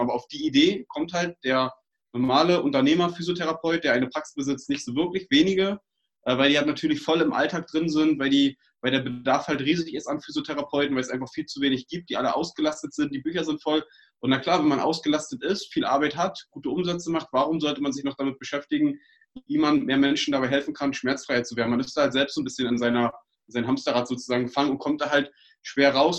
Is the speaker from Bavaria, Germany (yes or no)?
no; Uckermark, Brandenburg, Germany; Wir kommen aus Brandenburg, aus der Uckermark